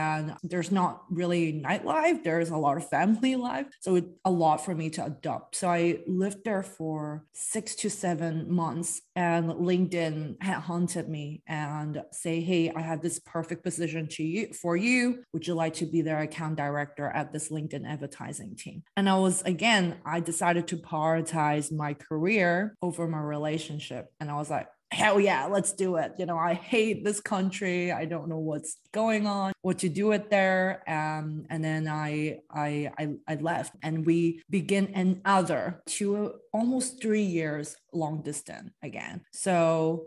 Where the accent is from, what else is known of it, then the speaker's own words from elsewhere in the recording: Hong Kong; moved away; I'm from Hong Kong originally